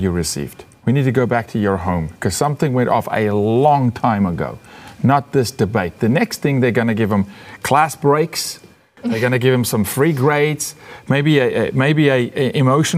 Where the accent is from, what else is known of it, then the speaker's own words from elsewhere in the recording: South Africa; I'm a South African